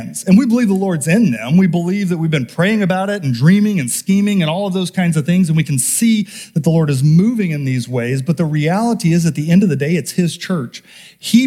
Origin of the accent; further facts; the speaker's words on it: Homer, Alaska, United States; now in Wasilla, United States; I'm from Homer, and we were Homeroids.